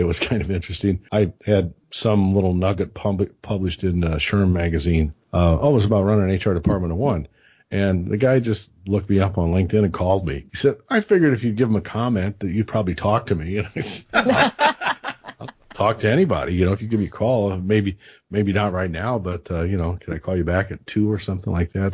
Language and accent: English; Illinois, United States; from Illinois